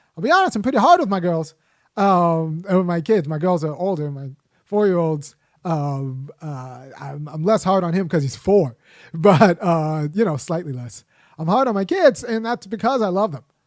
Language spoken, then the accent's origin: English; Los Angeles, California, United States; I grew up in Los Angeles